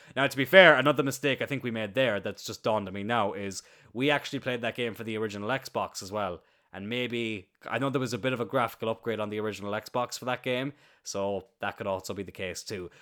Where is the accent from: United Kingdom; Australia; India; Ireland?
Ireland; Cloyne, Munster; I'm very proud of where I grew up. I'm very happy that I'm from Ireland